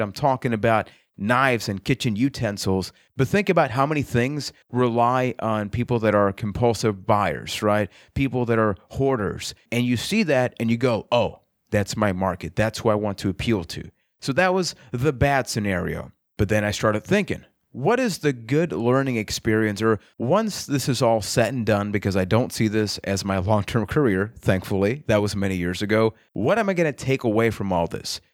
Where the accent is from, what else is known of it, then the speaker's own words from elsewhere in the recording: Puerto Rico; I am from Puerto Rico